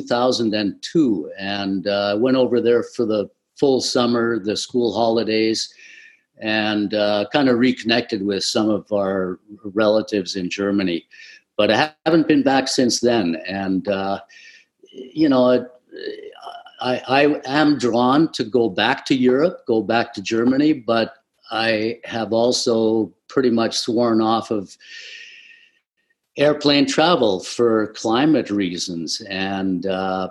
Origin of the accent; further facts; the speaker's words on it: Aklavik, Northwest Territories, Canada; moved away; also born or lived in Inuvik; Inuvik, which is not too far from Aklavik, where I was born